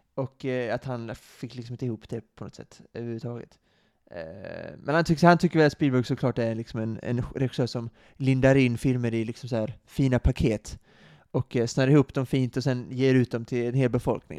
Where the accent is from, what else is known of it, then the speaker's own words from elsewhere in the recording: Sweden; vårt land